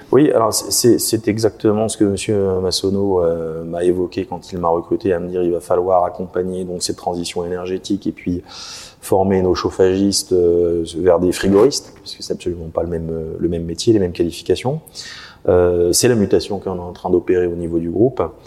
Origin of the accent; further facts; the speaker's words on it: Contrexéville, Grand Est, France; je suis de Contrexéville